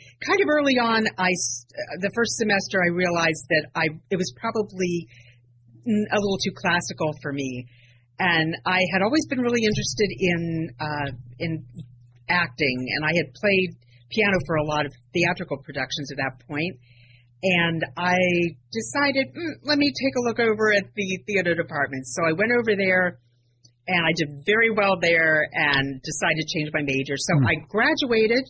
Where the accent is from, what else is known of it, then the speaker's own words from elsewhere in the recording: Harrington, Delaware, United States; moved away as an adult; I was born and raised in Harrington, Delaware